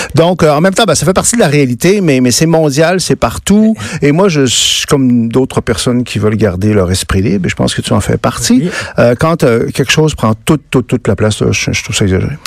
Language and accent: French; Saguenay, Quebec, Canada; je viens du Saguenay